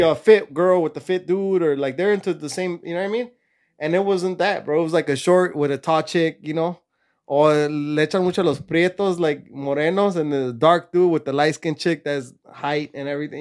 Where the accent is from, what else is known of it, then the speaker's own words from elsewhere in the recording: California, United States; also born or lived in Mexico; I was born and raised in California